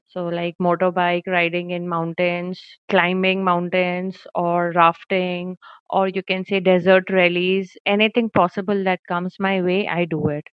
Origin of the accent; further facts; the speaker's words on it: Jaipur, Rajasthan, India; now in Bikaner, India; born and brought up in Jaipur, the capital of Rajasthan